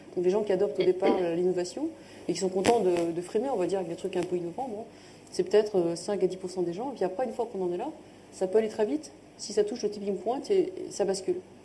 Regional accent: France; accent: franchouillard (French accent in English); j'ai plaisir à parler anglais avec mon accent qui va être un peu franchouillard

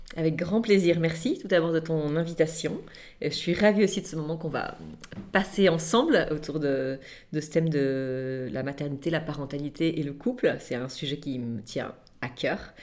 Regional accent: Nantes, Pays de la Loire, France; now in Toulon, France; on habite aujourd'hui Toulon, mais à la base, je suis originaire de Nantes

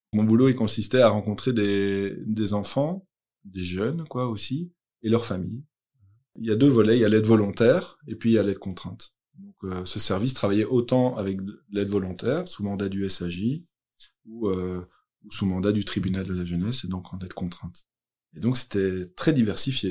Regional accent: Brussels, Brussels-Capital Region, Belgium; moved away; Je suis originaire de Bruxelles

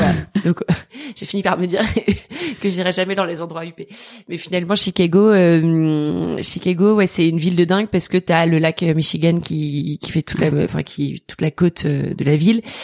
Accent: Toulouse, Occitania, France; moved away; also born or lived in Maisons-Laffitte; J'ai grandi à Toulouse. Euh, bon, j'ai toujours grandi à Toulouse

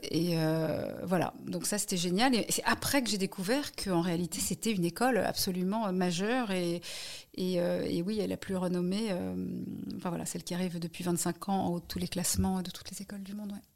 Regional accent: Paris, Île-de-France, France; also born or lived in United States; j'ai grandi à Paris. Euh, je n'ai pas grandi à côté de la Tour Eiffel, je précise. Donc j'ai grandi à Paris

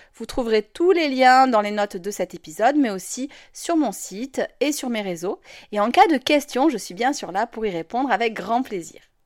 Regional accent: France; je suis française

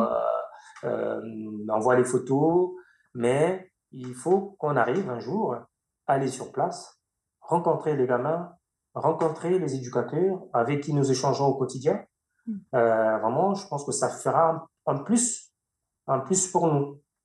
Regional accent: Makabana, Niari, Republic of the Congo; now in France; il m'a vu grandir à Macabana, ma ville natale

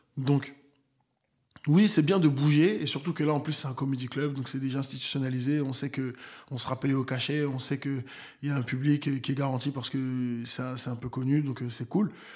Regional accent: Nantes, Pays de la Loire, France; moved away; j'ai grandi à Nantes. Donc voilà, c'est là où j'ai grandi

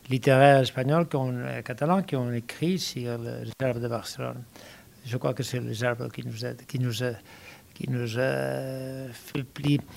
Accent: Bordeaux, Nouvelle-Aquitaine, France; born there; C'est Bordeaux qui a une référence très importante pour moi parce que je suis né à Bordeaux.

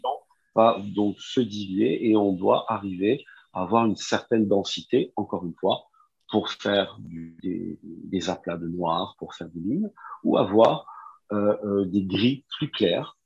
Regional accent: Nice, Provence-Alpes-Côte d'Azur, France; moved away as an adult; also born or lived in Japan; je suis, je suis né à Nice.

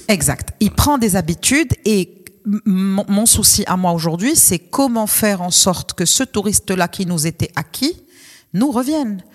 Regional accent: Morocco; en tant que Marocain

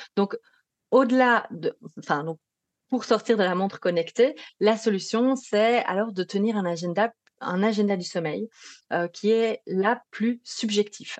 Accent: Belgium; accent: Belgian; Si vous entendez un petit accent particulier, c'est parce que je suis belge.

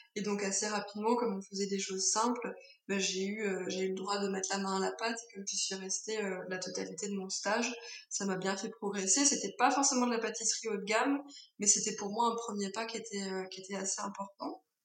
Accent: Alsace, Grand Est, France; moved away; also born or lived in Paris / Tain-l'Hermitage; je suis née en Alsace où j'ai passé euh, le plus clair de mon enfance.

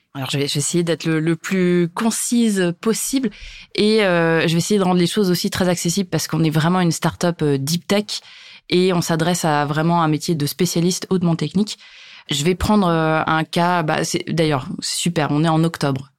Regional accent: Hauts-de-France, France; je suis originaire des Hauts-de-France, là où j'habite encore aujourd'hui

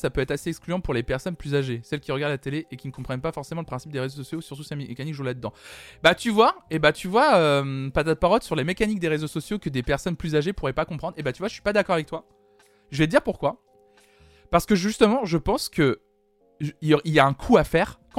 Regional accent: Belgium; C'est gentil, mais je suis belge

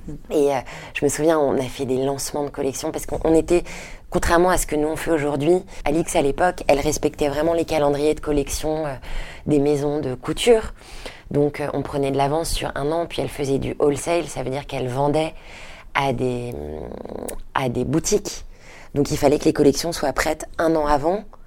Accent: Paris, Île-de-France, France; also born or lived in Detroit, United States; J'ai grandi à Paris, ensuite mes parents sont rentrés à Paris quand je te dis j'avais à peu près 6

